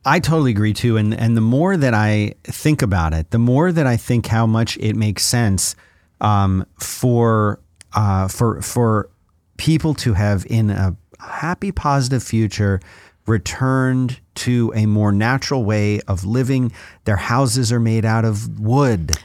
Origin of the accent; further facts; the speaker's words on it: Philadelphia, Pennsylvania, United States; growing up in Philadelphia